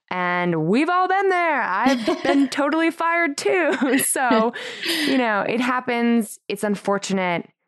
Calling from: California, United States; I'm calling in from California.

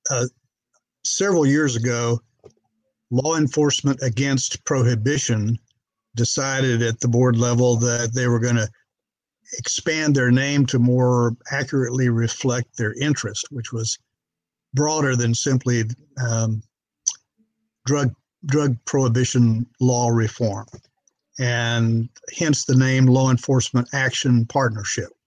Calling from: Bryan, Texas, United States; I'm in a town of uh, about 100,000 called Bryan, Texas. Uh, adjoins College Station, Texas, the home of Texas A&M University.

